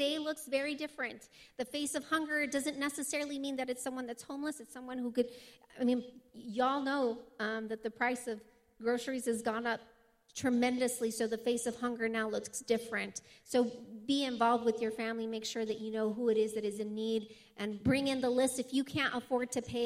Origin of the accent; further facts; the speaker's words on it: Hatch, New Mexico, United States; I'm from Hatch